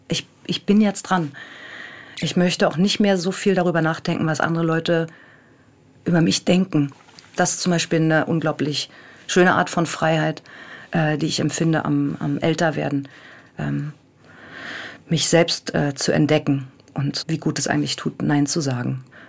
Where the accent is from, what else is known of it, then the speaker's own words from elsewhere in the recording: Berlin, Germany; moved away as an adult; also born or lived in Bremen; ich bin natürlich auch in Berlin groß geworden